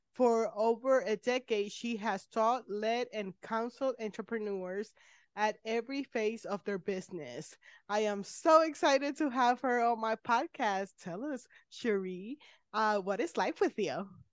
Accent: Puerto Rico; I'm from Puerto Rico

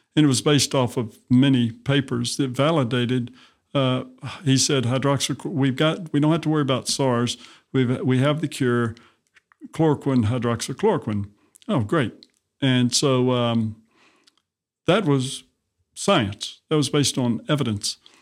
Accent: Montgomery, Alabama, United States; I, uh, grew up in Montgomery, Alabama

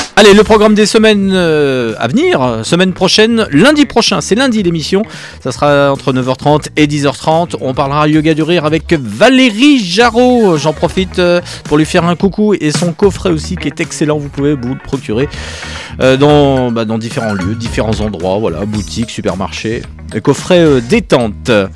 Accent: Lyon, Auvergne-Rhône-Alpes, France; moved away; je suis lyonnais

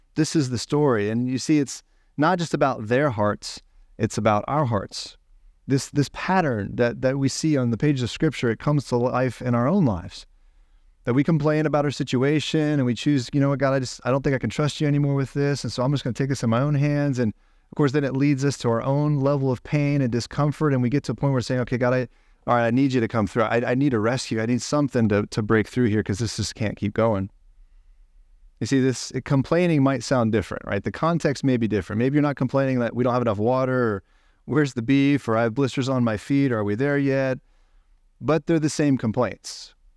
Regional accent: Ohio, United States; I'm from Ohio

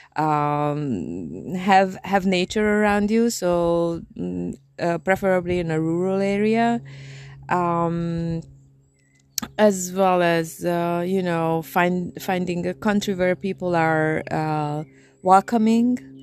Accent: Transylvania, Romania; English is a second language; now in Hungary; I'm from, um, Transylvania, which is a part of Hungary

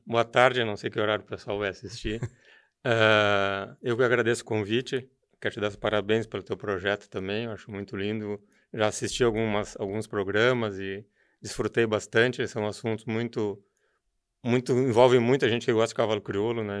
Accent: Novo Hamburgo, Rio Grande do Sul, Brazil; eu sou de, natural de Novo Hamburgo, sou filho do industrial do calçado. Meu pai era tinha empresa de calçado e me criei no meio também do calçado

